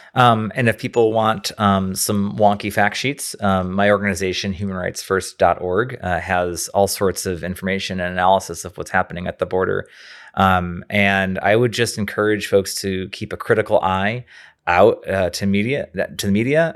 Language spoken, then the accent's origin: English; Rochester, New York, United States; moved away; I'm from Rochester, New York originally, and we have a family home up there